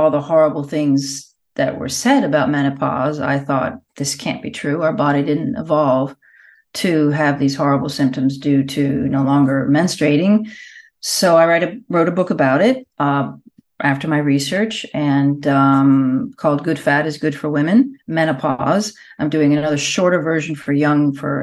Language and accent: English; United States; now in Puglia, Italy; I'm in Italy. I'm actually in the south of Italy, in Puglia, but I'm American